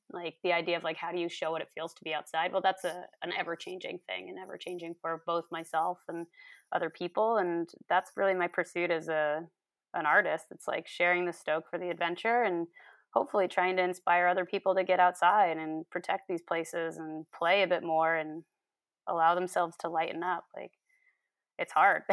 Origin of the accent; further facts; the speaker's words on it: New York, United States; moved away as an adult; now in British Columbia, Canada; I'm from New York State originally, and I, I moved out to B C in twenty thirteen